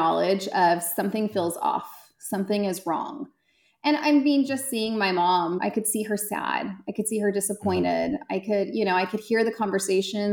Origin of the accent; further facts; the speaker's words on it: Central Valley, California, United States; moved away as an adult; also born or lived in Connecticut; now in Dallas-Fort Worth, Texas, United States; I grew up in California. I grew up in Central California, the Central Valley